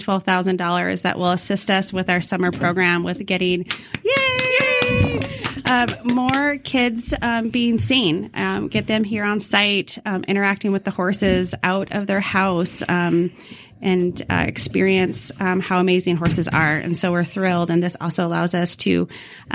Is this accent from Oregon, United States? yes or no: yes; Newport, Oregon, United States; also born or lived in Seattle, Washington; go back home to my hometown of Newport, Oregon